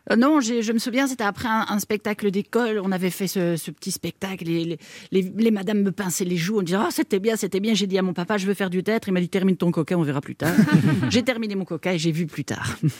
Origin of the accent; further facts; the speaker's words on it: Belgium; Je me sens belge, je sais pas, parce que je, je connais la Belgique, que j'ai été élevée, que mes parents sont belges